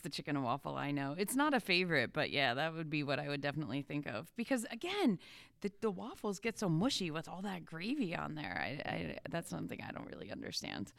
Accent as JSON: {"language": "English", "region": "Pennsylvania", "country": "United States", "said": "I'm from Pennsylvania"}